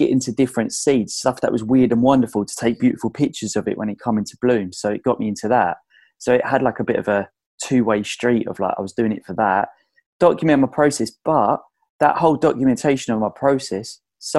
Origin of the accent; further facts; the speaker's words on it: Essex, East of England, United Kingdom; I'm from Essex